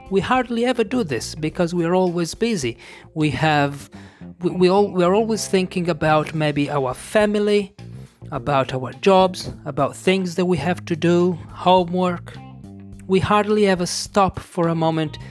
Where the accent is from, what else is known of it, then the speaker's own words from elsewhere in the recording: Italy; I am an English teacher from Italy